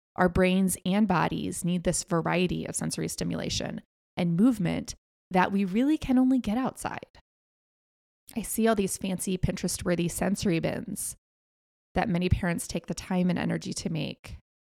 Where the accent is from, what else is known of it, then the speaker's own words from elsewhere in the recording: United States; being an American